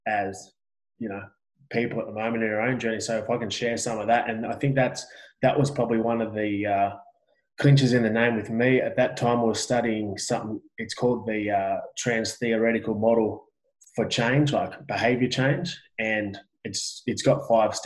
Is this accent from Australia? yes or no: yes; Australia; I'm Australian.